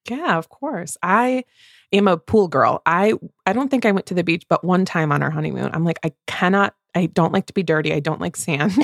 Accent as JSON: {"language": "English", "region": "Midwest", "country": "United States", "said": "two Midwest mood readers"}